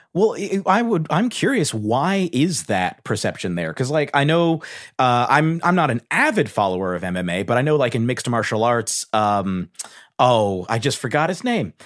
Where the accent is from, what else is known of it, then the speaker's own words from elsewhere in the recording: Cincinnati, Ohio, United States; moved away; I'm originally from Cincinnati, Ohio